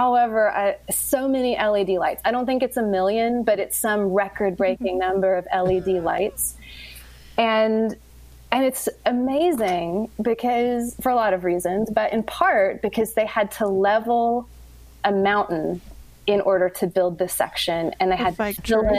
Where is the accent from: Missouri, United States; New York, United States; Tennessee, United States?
Tennessee, United States; East; I'm from East Tennessee